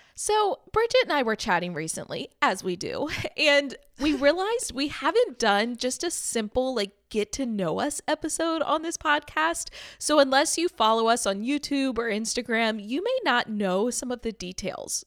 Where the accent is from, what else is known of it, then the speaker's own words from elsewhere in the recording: Maryland, United States; moved away as an adult; now in Austin, United States; I currently live in Austin, Texas, but I was born and raised in Maryland